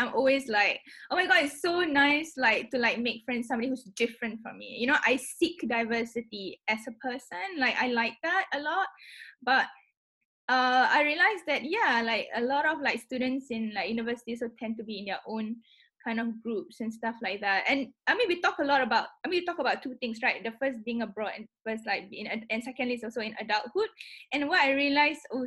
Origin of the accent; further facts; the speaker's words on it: Singapore; moved away as an adult; now in London, United Kingdom; I'm also a Singaporean, but I'm not just a Singaporean, I'm a Singaporean Malay